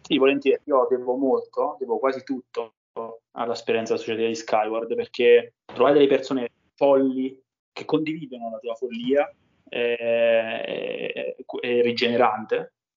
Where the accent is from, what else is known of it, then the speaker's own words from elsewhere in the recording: Roccaraso, Abruzzo, Italy; Roccaraso, che è il mio paese di origine, nelle montagne abruzzesi